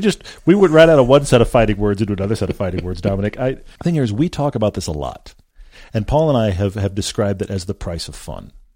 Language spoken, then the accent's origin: English; Houston, Texas, United States; moved away; I grew up in Houston